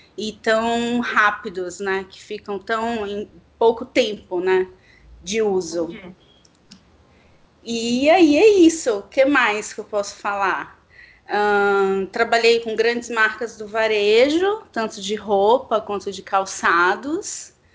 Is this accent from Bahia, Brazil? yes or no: yes; Salvador, Bahia, Brazil; moved away as an adult; now in São Paulo, Brazil; sou baiana, de Salvador